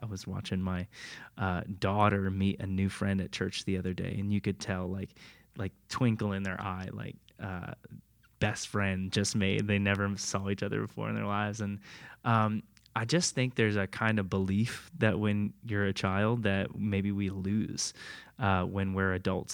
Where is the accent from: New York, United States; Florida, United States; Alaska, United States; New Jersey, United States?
Florida, United States; Tampa area; I grew up in Florida my whole life, Tampa area